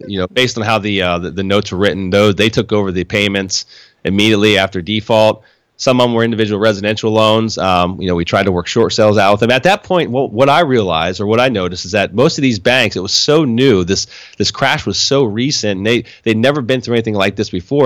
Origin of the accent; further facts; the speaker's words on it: Harrisburg, Pennsylvania, United States; moved away as an adult; now in Florida, United States; I was born and raised in, yeah, Harrisburg